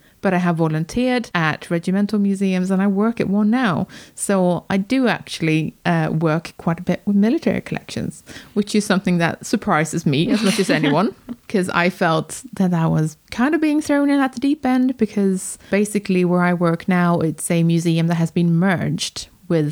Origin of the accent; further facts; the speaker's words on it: Sweden; now in United Kingdom; I was born in Sweden